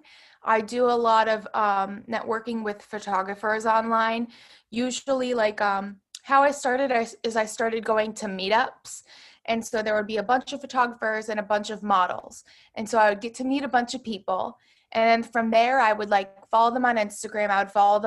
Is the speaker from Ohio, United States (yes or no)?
no; Pittsburgh, Pennsylvania, United States; moved away as an adult; now in Brooklyn, United States; one of my very close friends that I grew up with in Pittsburgh